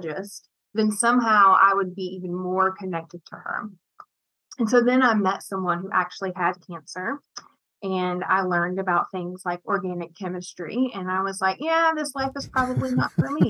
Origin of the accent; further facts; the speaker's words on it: East Tennessee, United States; also born or lived in Murfreesboro, Tennessee; I was born in East Tennessee